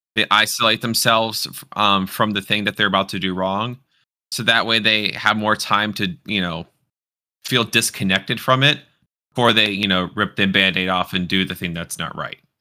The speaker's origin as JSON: {"language": "English", "town": "Houston", "region": "Texas", "country": "United States", "moved": "yes", "said": "I'm actually originally from the same part of Texas as you"}